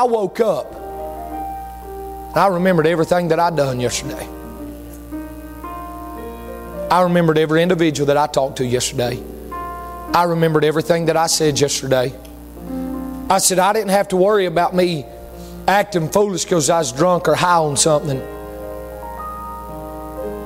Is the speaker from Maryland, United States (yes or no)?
no; East Bend, North Carolina, United States; I'm from a little place called East Bend, North Carolina.